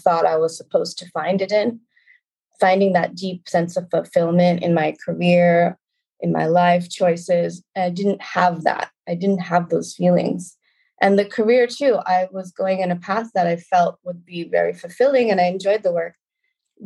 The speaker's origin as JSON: {"language": "English", "town": "Concord", "region": "California", "country": "United States", "tie": "born or raised there", "also_born_or_lived": "New York", "moved": "as an adult", "lives_now": "Lisbon, Portugal", "said": "I was raised in a suburb of San Francisco called Concord, California."}